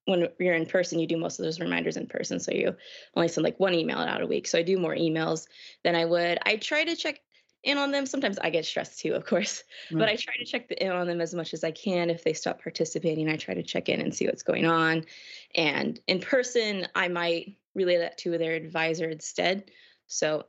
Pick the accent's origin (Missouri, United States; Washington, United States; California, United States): Missouri, United States; moved away as an adult; also born or lived in Ohio; now in Woodbury, United States; I'm from Missouri originally